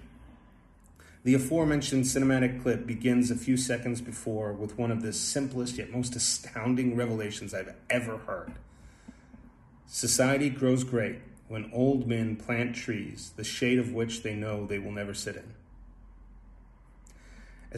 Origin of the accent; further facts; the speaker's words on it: Texas, United States; moved away as an adult; the foundation of my mentality was laid a long time ago in the Lone Star State